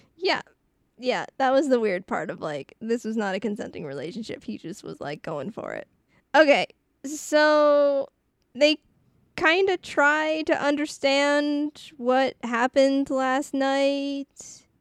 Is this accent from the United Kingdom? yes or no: no; Canada; I am so French